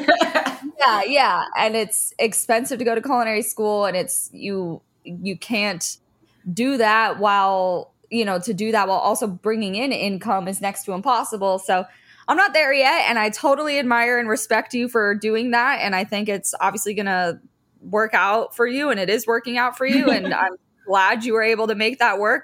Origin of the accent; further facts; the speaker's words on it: Fort Lauderdale, Florida, United States; I grew up in Fort Lauderdale, and that's where I am right now